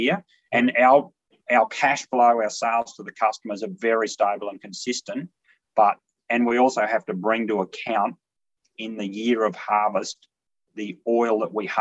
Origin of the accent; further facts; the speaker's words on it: Longreach, Western Queensland, Australia; moved away; also born or lived in Kimberley / Geelong; I'm originally from Longridge in Western Queensland. My mother drew a little block off a larger station